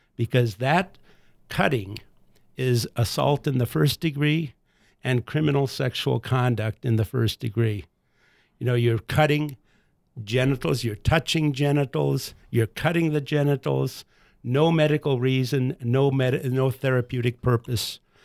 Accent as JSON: {"language": "English", "country": "United States", "said": "us as American boys."}